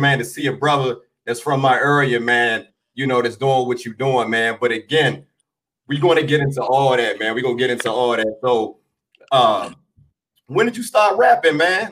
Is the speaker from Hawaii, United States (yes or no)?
no; Washington, District of Columbia, United States; I was born on on the South Side, man, but I moved I moved uptown, man. So I grew up, you know, probably like minutes away from you